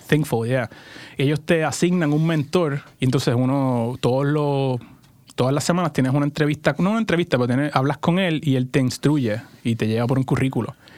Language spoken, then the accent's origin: Spanish; Puerto Rico; moved away as an adult; also born or lived in California; now in Portland, United States; crecí y nací en Puerto Rico. Estuve ahí 20 pues, años